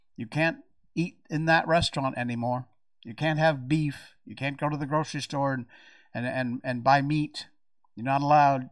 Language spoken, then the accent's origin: English; United States; now in Malaysia; I'm American